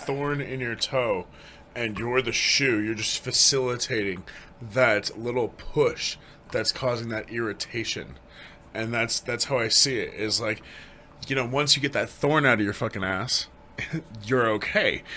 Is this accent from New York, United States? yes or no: no; Greenwood Village, Colorado, United States; born and raised in Colorado.